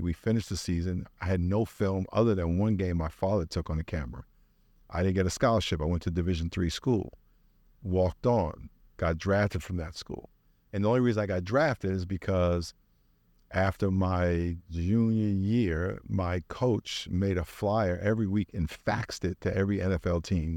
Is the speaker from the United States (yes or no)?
yes; Long Island, New York, United States; moved away as an adult; now in San Diego, United States; I grew up in New York.